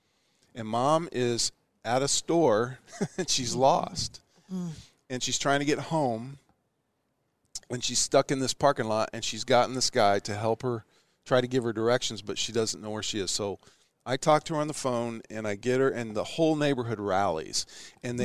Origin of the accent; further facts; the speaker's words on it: Ashland, Nebraska, United States; moved away as an adult; now in Houston, United States; growing up in Ashland